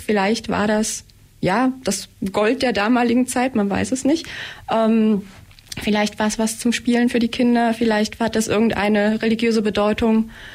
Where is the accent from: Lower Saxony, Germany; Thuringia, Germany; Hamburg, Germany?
Thuringia, Germany; near Eisenach; moved away as an adult; now in Blaubeuren, Germany; ich komme aus der Nähe von Eisenach in Thüringen und ähm, ja, bin nach der Schule hierher gezogen